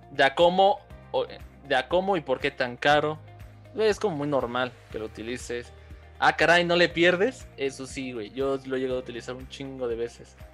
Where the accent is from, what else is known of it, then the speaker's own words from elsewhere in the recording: Mexico City, Mexico; nosotros como chilangos